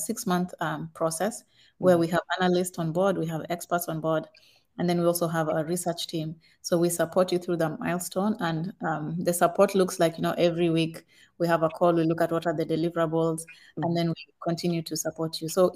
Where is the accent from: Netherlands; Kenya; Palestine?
Kenya; moved away as an adult; now in Ghana; I'm Kenyan, but I live in Ghana, and I've been in Ghana for over 10 years